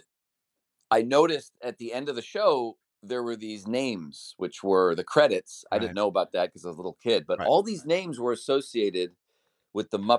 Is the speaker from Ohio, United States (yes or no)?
yes; Cleveland, Ohio, United States; I grew up in Cleveland